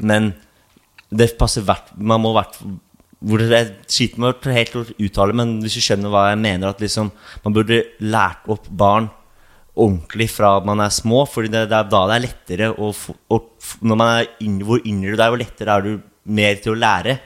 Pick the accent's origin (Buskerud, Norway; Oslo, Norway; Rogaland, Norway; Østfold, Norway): Oslo, Norway; also born or lived in Sandefjord; Jeg er fra Oslo Hovseter